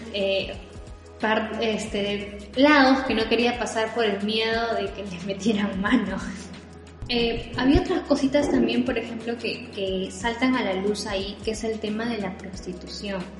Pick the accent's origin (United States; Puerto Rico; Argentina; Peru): Peru; nosotros como peruanos